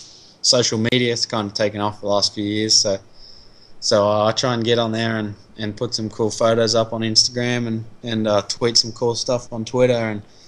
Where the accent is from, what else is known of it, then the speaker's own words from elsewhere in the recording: Australia; now in United States; And I'm Aussie